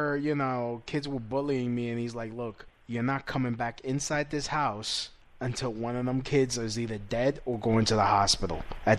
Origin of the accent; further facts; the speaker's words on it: New York City, New York, United States; accent: Brooklyn; Me, I come with my Brooklyn accent.